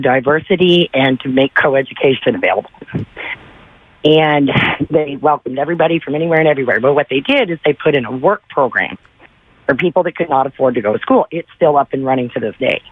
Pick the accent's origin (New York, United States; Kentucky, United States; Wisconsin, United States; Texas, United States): Kentucky, United States; I grew up in Kentucky